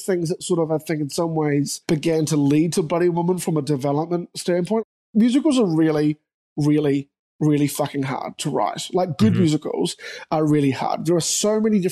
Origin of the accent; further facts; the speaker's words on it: New Zealand; also born or lived in New York; I'm a New Zealander